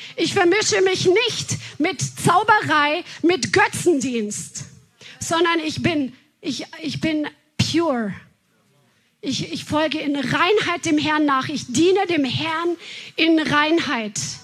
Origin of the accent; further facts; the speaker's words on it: Bavaria, Germany; moved away; wo wir aus Bayern herkommen